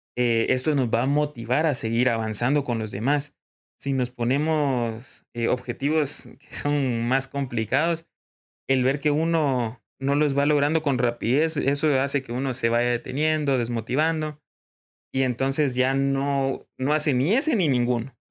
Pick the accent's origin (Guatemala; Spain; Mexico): Guatemala; como guatemaltecos